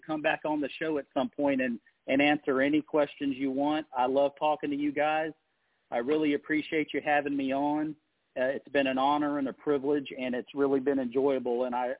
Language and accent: English; the Carolinas, United States; moved away as an adult; now in Houston, United States; I'm from the Carolinas originally.